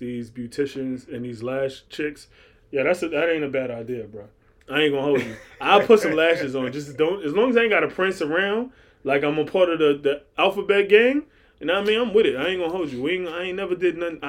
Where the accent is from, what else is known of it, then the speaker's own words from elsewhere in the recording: New York City, New York, United States; I'm from Far Rockaway